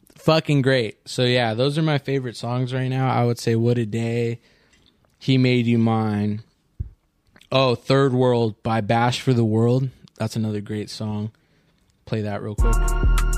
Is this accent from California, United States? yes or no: yes; Orange County, California, United States; I'm from Orange County